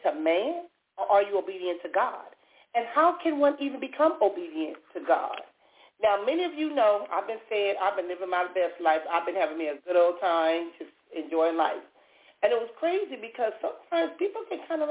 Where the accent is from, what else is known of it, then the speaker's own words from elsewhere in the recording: Compton, California, United States; when I was younger growing up in Compton, we either went to church or we went to the liquor store